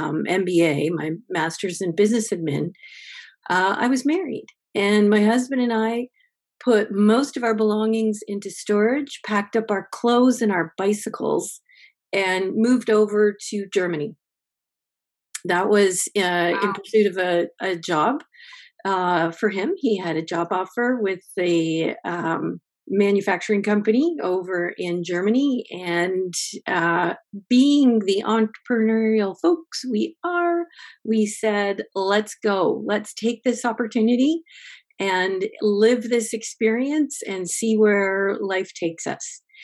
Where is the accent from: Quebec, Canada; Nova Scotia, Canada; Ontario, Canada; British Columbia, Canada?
Ontario, Canada; Windsor; Well, I'm a Windsor girl. I was born in Windsor.